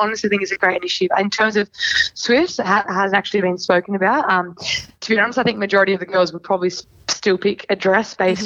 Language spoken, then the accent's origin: English; Sydney, New South Wales, Australia; I'm from Sydney, so I have a mortgage in Sydney